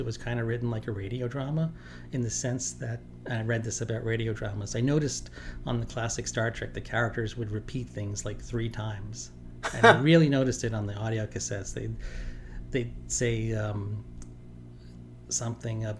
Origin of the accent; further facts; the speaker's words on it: New York City, New York, United States; moved away; also born or lived in Manhattan; mostly grew up in Staten Island